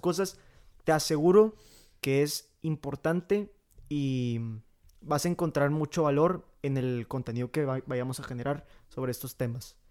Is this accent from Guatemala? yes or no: no; Monclova, Coahuila, Mexico; soy de la ciudad de Moncloa, Coahuila